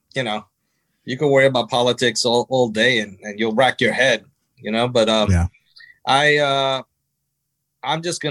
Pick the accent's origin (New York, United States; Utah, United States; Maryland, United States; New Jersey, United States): New Jersey, United States; I was born in New Jersey